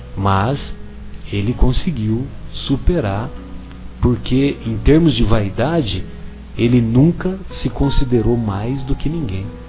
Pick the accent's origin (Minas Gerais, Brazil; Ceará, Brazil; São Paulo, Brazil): São Paulo, Brazil; São José do Rio Pardo; eu sou de São José do Rio Pardo e é bem próximo da divisa com o sul de Minas